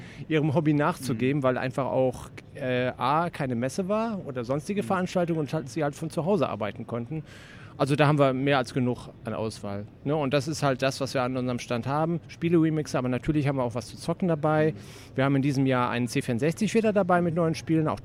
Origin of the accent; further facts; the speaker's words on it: Cologne, North Rhine-Westphalia, Germany; now in Wuppertal, Germany; Ja, also ich bin ursprünglich Kölner, also komme praktisch hier aus meiner Stadt, Heimspiel sozusagen, ja. Köln-Ehrenfeld wohne seit einigen Jahren in Wuppertal